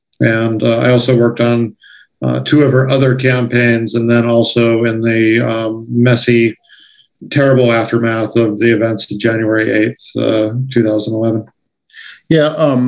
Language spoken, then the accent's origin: English; Tucson, Arizona, United States; moved away as an adult; also born or lived in California; I grew up in Tucson, a graduate of Kenyon Doyle High School